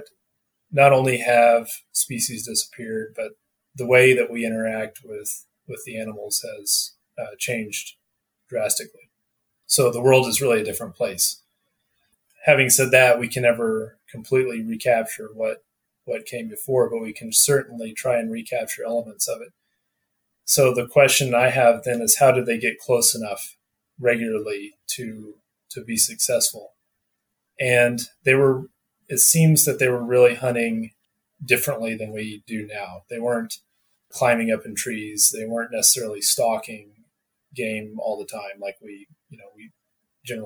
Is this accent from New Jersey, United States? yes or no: no; Northwest Arkansas, United States; now in Colorado, United States; I grew up in Arkansas, Northwest Arkansas